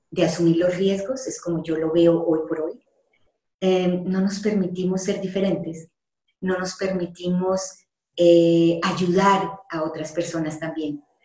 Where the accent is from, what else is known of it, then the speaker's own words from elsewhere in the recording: Colombia; moved away as an adult; also born or lived in Panama; yo salí de Colombia porque allá no estaba feliz